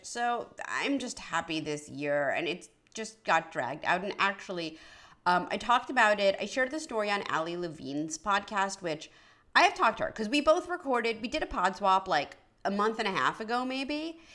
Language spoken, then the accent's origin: English; New York City, New York, United States; moved away; I grew up on the Upper East Side of Manhattan near Bloomingdale's